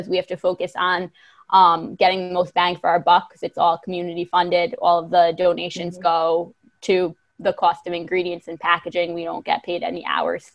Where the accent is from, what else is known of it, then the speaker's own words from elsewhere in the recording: Sullivan County, New York, United States; also born or lived in Vermont; I'm from Sullivan County. So I grew up here